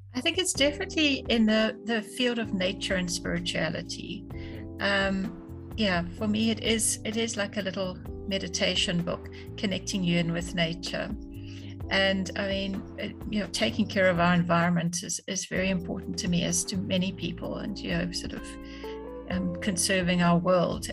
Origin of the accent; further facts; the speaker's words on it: South Africa; also born or lived in London; I grew up in South Africa